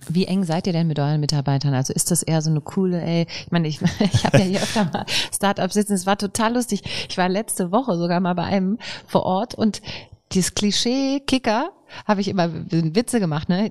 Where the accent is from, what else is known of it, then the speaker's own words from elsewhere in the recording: Rhineland, Germany; wir sind ja Rheinländer. Wir sind fröhlich